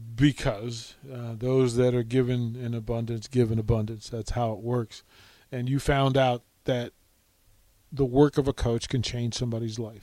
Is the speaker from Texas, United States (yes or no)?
no; Arlington, Virginia, United States; I'm from Arlington, Virginia, but I'm from like Green Valley, which is its own persona